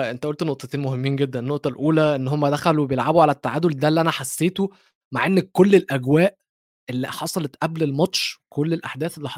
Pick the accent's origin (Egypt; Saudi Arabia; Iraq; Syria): Egypt